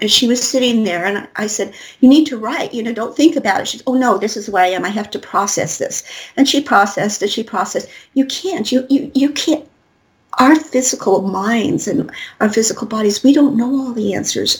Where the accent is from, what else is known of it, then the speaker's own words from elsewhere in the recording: Colorado, United States; I'm from Colorado